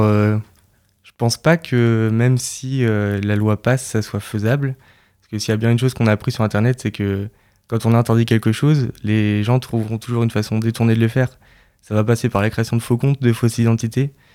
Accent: Caen, Normandy, France; also born or lived in Lyon; je suis originaire de Caen

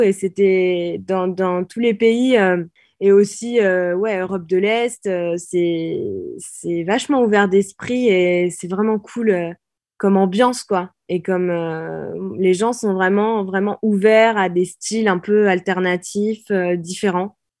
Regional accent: Normandy, France; en tant que Normande

